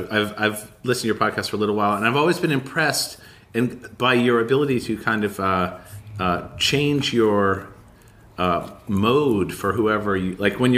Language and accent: English; Los Angeles, California, United States; I'm from